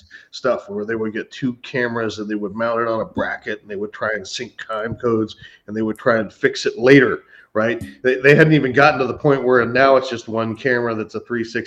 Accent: Northern California, United States; moved away; Northern California, where I'm from

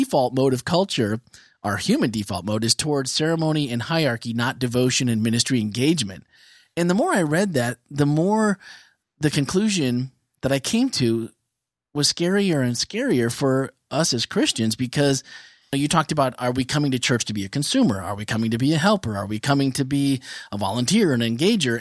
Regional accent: Midwest, United States; growing up in the Midwest

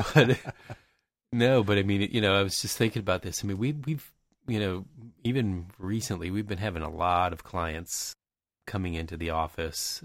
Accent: Tampa Bay area, Florida, United States; growing up in the Tampa Bay area

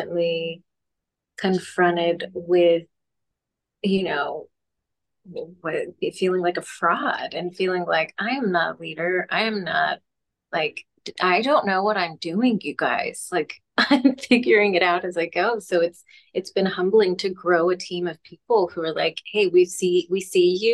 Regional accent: Texas, United States; I'm from Texas

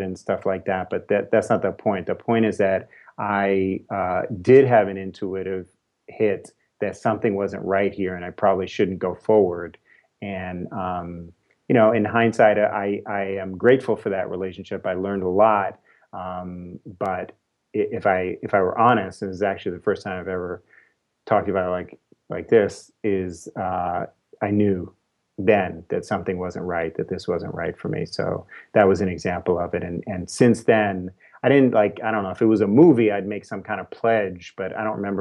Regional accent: New York City, New York, United States; moved away as an adult; now in California, United States; I'm a New Yorker, born and raised in New York City.

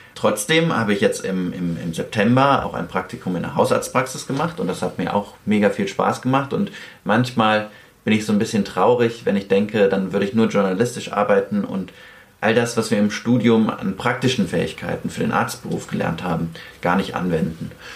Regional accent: Cologne, North Rhine-Westphalia, Germany; Wir kommen ja beide aus Köln

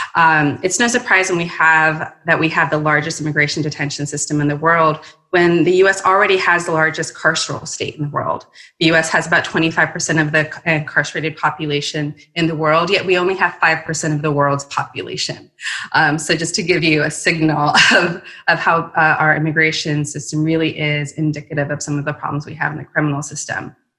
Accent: Mexico; now in United States; I'm also an immigrant myself. I was born in Mexico.

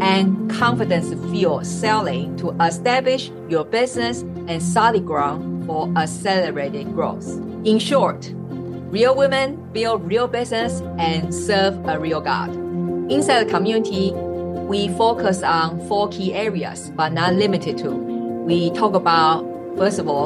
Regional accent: Taiwan; moved away; also born or lived in Switzerland; I'm originally from Taiwan. And I was born and raised

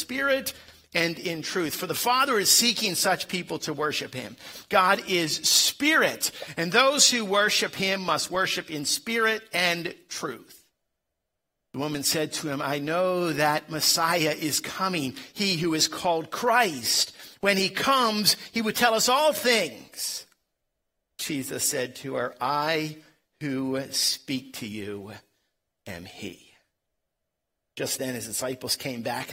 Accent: Philadelphia, Pennsylvania, United States; I am from Philadelphia, and I say the word water instead of water

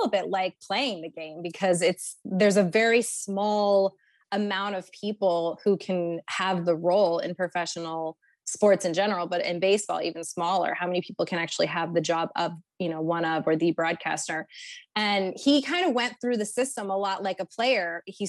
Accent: California, United States; also born or lived in Texas; We are from California originally. That's where my husband and I met many, many moons ago in 2004.

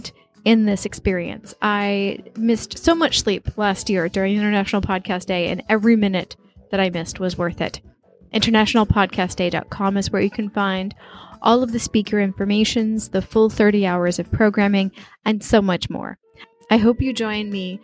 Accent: New York, United States; now in China; I was born in New York

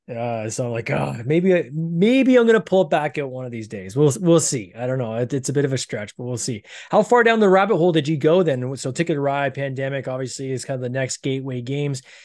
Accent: Canada; accent: Canadian; I'm Canadian. I got this weird accent.

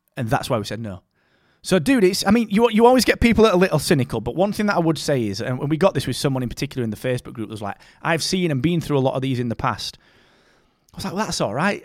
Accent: Barnsley, Yorkshire and the Humber, United Kingdom; I'm from Barnsley, man. I'm fr, I'm from a mining town in the north of England, and I grew up eating bread and dripping

